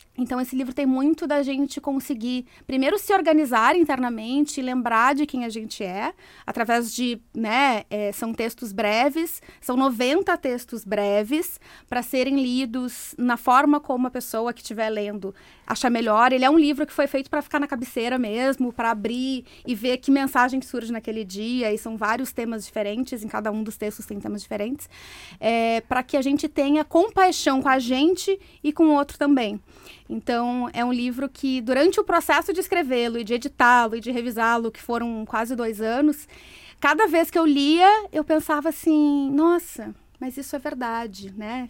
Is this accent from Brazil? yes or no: yes; Brazil; moved away as an adult; eu era executiva de uma empresa, eu saí do Brasil